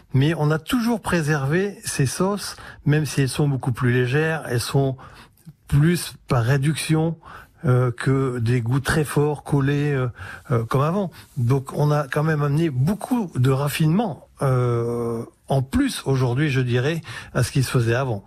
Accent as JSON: {"language": "French", "town": "Le Tréport", "region": "Normandy", "country": "France", "tie": "born or raised there", "said": "je suis du Tréport, et on est entre euh, bah, la terre et la mer"}